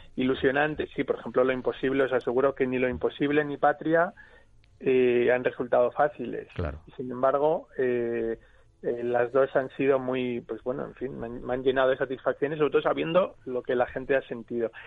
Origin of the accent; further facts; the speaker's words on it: Basque Country, Spain; soy vasco